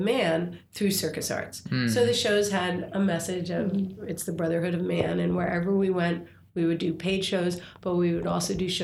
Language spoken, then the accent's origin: English; New York, United States; now in St. Louis, United States; I grew up on the Upper West Side